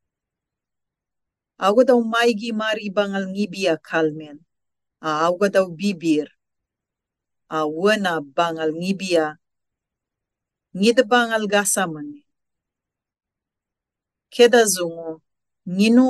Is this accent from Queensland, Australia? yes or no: yes; Saibai Island, Torres Strait, Queensland, Australia; first language Kalaw Kawaw Ya; English is a second language; now in Cairns, Australia; I am a Gudda Malulaig woman from the top western cluster of the Torres Strait. My first language is Kalakaua'ia